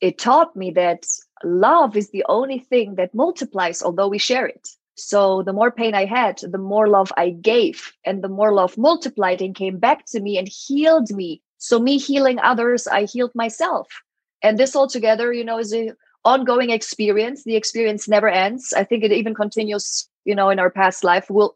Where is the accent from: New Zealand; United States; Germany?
Germany; English is a second language; moved away; So I'm from Germany. My mom is Polish, and my mom always spoke Polish to me